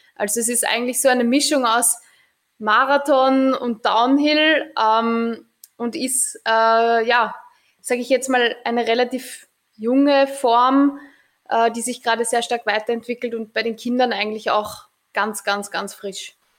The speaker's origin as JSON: {"language": "German", "town": "Mödling", "region": "Lower Austria", "country": "Austria", "tie": "born or raised there", "said": "ich bin eigentlich am Anhänger groß geworden"}